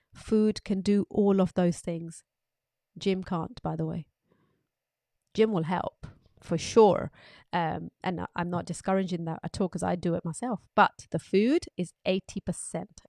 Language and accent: English; United Kingdom; As British public